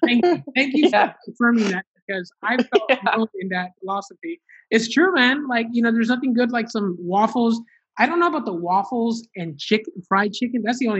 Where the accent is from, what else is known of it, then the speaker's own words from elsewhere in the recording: Honduras; me and my family, we're from Honduras, and my family, my parents decided to specifically move to Miami, Florida